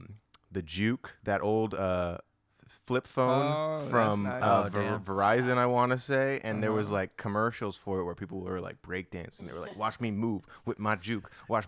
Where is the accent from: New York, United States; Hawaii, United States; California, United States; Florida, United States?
Hawaii, United States; moved away; I grew up in Hawaii.